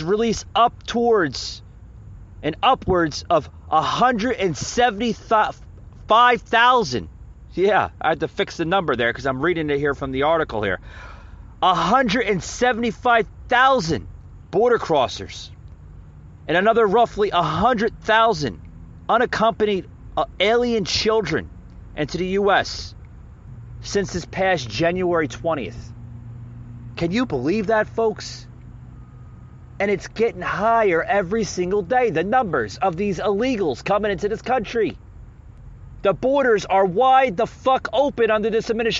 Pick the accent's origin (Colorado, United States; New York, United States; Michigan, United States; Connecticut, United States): New York, United States; now in Atlanta, United States; I'm from New York